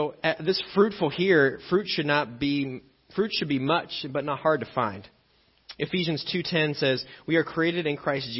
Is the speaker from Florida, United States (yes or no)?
no; Illinois, United States; I grew up in Illinois